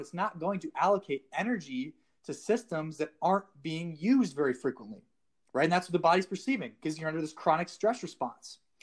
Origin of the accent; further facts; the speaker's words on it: South Dakota, United States; moved away as an adult; I was a personal trainer in my hometown for about six, seven months, um, and about halfway into that, I realized I needed to leave South Dakota